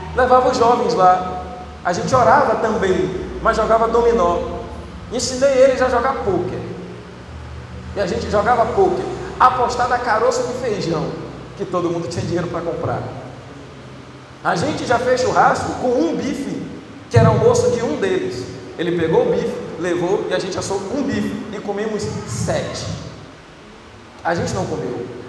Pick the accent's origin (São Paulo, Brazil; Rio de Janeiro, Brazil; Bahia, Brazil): Bahia, Brazil; eu sou baiano